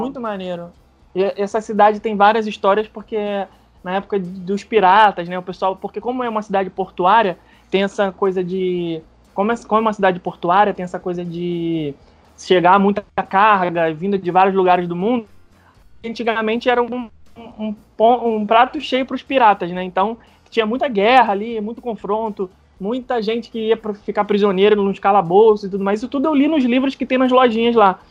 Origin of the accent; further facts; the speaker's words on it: Rio de Janeiro, Brazil; moved away as an adult; now in Orlando, United States; morou eu e Rebeca a vida inteira no Rio de Janeiro